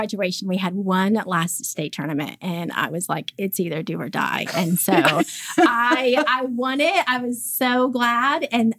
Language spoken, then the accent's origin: English; Yukon, Oklahoma, United States; now in Mustang, United States; I was born and raised actually in Yukon, Oklahoma